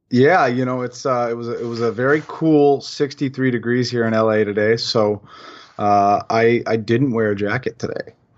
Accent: Portland, Oregon, United States; moved away; I grew up in Portland where it rains all the time

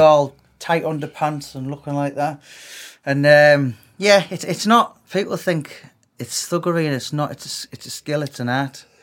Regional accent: Middlesbrough, North East England, United Kingdom; for most of my life, I grew up in Middlesbrough.

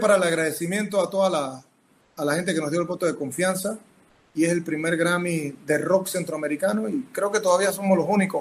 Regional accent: Panama; soy panameño

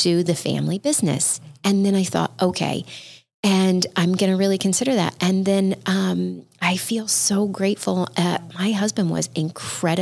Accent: Midwest, United States; I grew up in the Midwest

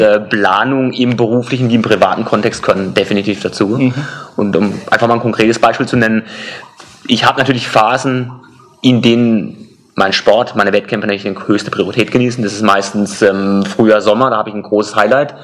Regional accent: Karlsruhe, Baden-Württemberg, Germany; meiner Heimatstadt Karlsruhe

